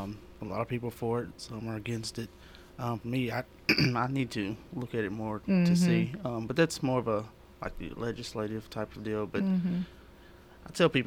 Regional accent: Lebanon, Tennessee, United States; now in Murfreesboro, United States; But no, I'm from Lebanon, Wilson County, born and raised.

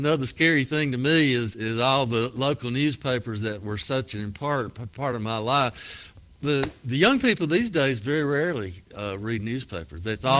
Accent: Petersburg, United States; These book sessions, my first one I did in my hometown of Petersburg, and had, I guess, 150 people that showed up.

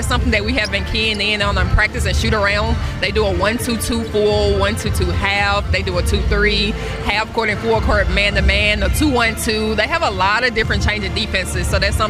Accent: Tennessee, United States; born or raised there

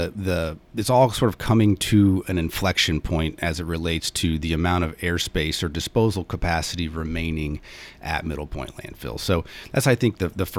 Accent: Omaha, Nebraska, United States; moved away; I'm originally from Omaha, Nebraska

